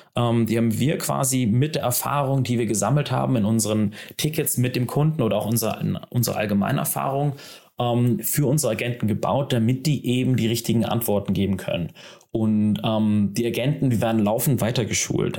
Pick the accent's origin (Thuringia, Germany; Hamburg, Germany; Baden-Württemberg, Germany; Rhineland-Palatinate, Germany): Hamburg, Germany; gebürtiger Hamburger